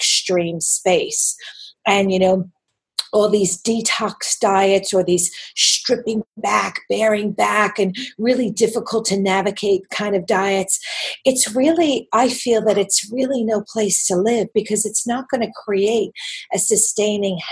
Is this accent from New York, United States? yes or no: yes; New York City, New York, United States; accent: New York; moved away as an adult; now in Sydney, Australia; I live in Sydney, and I've lived here actually for 27 years this year, even though despite my New York accent coming back with a vengeance